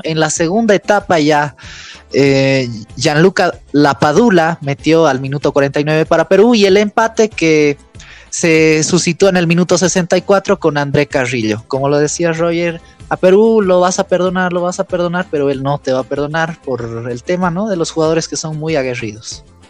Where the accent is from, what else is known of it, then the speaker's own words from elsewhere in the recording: Bolivia; irnos nosotros como bolivianos tristes con, esta eliminación